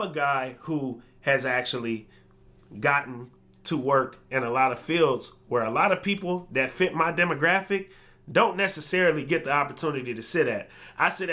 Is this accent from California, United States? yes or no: yes; Berkeley, California, United States; I was born in Berkeley